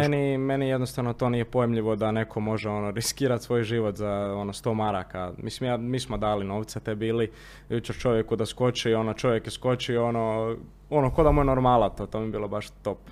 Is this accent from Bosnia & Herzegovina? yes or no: no; Zagreb, City of Zagreb, Croatia; kod nas u Zagrebu